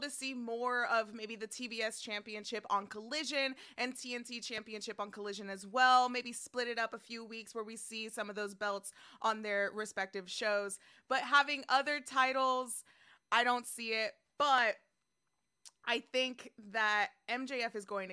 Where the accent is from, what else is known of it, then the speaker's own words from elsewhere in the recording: New York, United States; I'm from New York